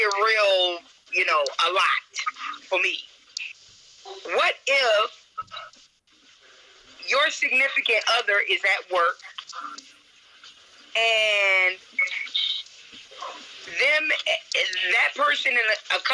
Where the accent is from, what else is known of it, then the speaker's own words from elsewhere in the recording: New Orleans, Louisiana, United States; I'm from New Orleans.